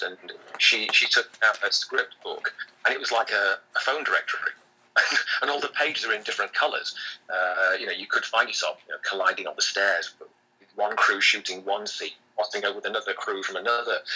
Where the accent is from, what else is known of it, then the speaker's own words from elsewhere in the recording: Sheffield, Yorkshire and the Humber, United Kingdom; I'm from Sheffield, which is not that far from Manchester